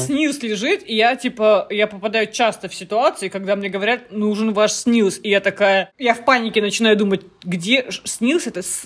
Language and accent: Russian; Murmansk, Murmansk Oblast, Russia; now in Tyumen, Russia; я из Мурманска. И полис у меня мурманский